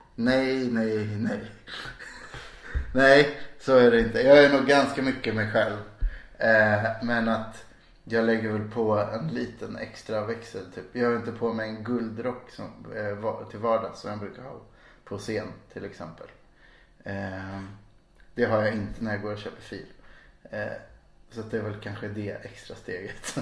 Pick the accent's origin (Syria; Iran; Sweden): Sweden; Stockholm, Stockholm County; moved away as an adult; now in Malmö, Sweden; Jag är från mitt i centrala Stockholm. Mm. Där jag växte upp